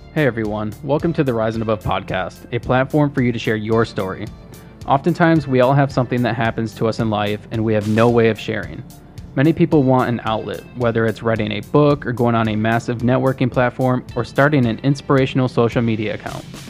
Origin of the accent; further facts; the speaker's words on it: Charlotte, Michigan, United States; I also kinda grew up in Charlotte